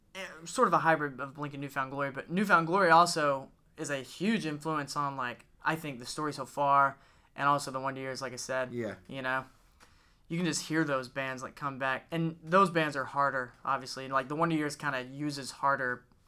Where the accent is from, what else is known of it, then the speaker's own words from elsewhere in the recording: Gadsden, Alabama, United States; we're from Gadsden